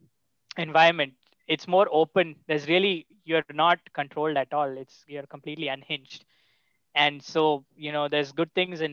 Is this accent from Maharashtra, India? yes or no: no; Bangalore, Karnataka, India; moved away; also born or lived in Kerala; my family is from Kerala. I was born in Kerala, but I grew up in Bangalore. And when people ask me where I'm from, I say Bangalore just because that's where my home is.